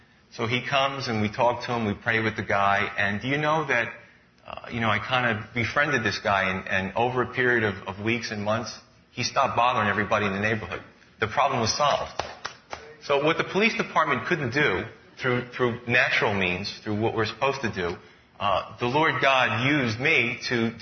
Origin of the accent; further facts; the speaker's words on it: New York City, New York, United States; Growing up in Staten Island, I thought there was only two types of people, Italian and Irish.